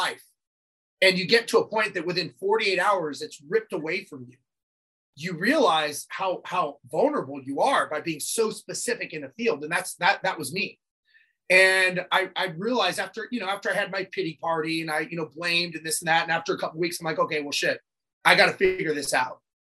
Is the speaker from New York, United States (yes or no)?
no; Los Angeles, California, United States; I grew up born and raised in Los Angeles